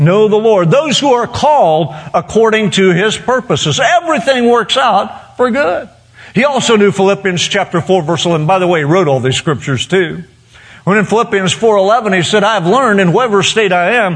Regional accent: western Oklahoma, United States; now in Florida, United States; born to a poor farmer in western Oklahoma and his wife, and we had to struggle to make sure there was food on the table

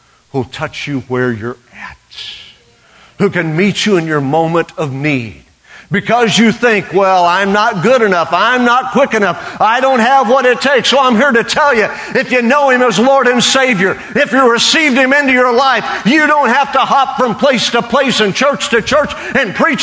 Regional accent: Western Oklahoma, United States; I grew up a half-breed in Western Oklahoma

